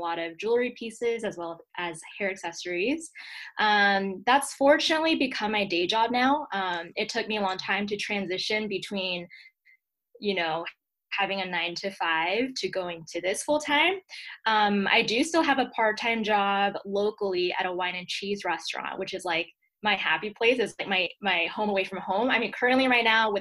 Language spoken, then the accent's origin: English; Atlanta, Georgia, United States; moved away as an adult; also born or lived in Secaucus, New Jersey / Boston / New York; now in Colorado, United States; I really consider myself born and raised in Georgia just because that was my whole upbringing.